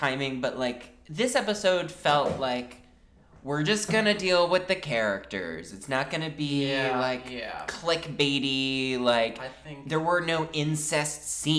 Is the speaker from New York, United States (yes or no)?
yes; New York City, New York, United States; as a New Yorker and as someone who works near the attack from yesterday